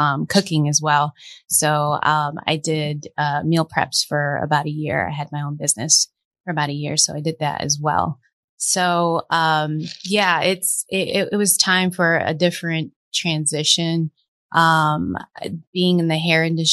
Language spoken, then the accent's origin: English; Fort Myers, Florida, United States; moved away as an adult; I'm originally from Florida, Fort Myers, Florida, small little town.